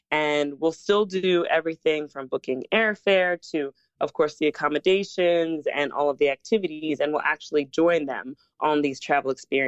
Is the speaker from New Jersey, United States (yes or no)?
yes; Southern New Jersey, United States; moved away; also born or lived in Brooklyn, New York; And I grew up in Southern New Jersey, but my parents are Jamaican.